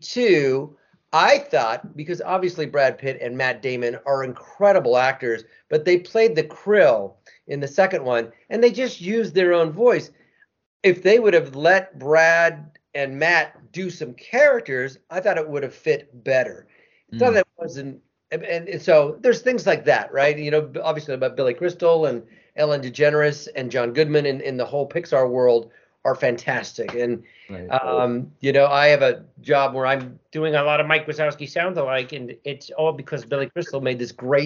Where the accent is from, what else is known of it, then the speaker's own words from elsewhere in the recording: Argentina; I'm being from Argentina and I got some Italian and Spanish